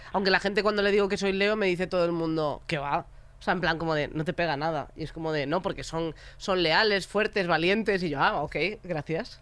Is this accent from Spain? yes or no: yes; Galicia, Spain; soy gallega